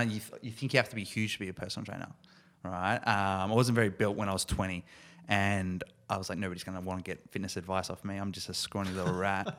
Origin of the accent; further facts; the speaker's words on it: Ballarat, Victoria, Australia; Originally from Ballarat